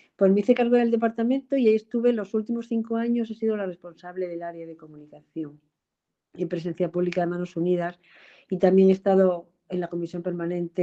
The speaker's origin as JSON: {"language": "Spanish", "region": "Extremadura", "country": "Spain", "moved": "as an adult", "lives_now": "Madrid, Spain", "said": "que soy extremeña, venida a Madrid a estudiar y que se casó y se quedó aquí a hacer su vida."}